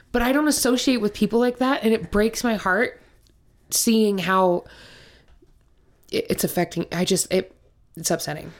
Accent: Montana, United States; moved away; also born or lived in Utah; I'm originally from Montana.

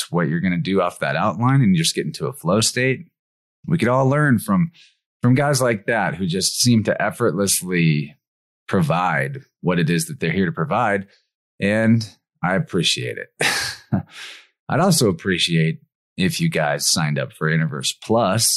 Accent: Missouri, United States; It's my home state.

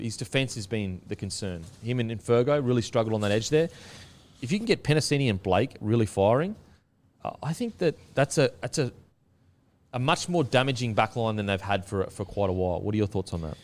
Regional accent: Queensland, Australia; as a Queenslander

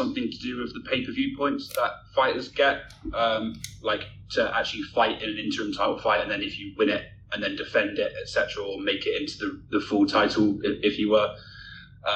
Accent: United Kingdom; as a Brit myself

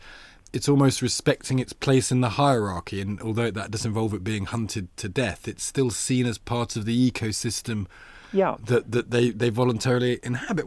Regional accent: Loughborough, East Midlands, United Kingdom; I'm from Loughborough

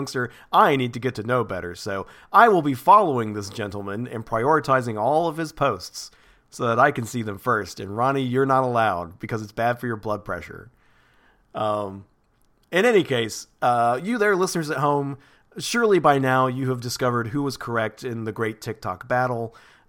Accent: Alabama, United States; I'm so proud of my home state of Alabama. They have really led the charge.

